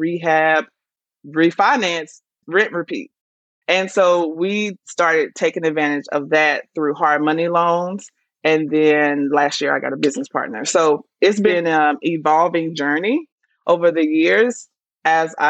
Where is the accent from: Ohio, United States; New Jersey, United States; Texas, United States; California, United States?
Texas, United States; Dallas; now in Atlanta, United States; I'm actually from Dallas originally, Texas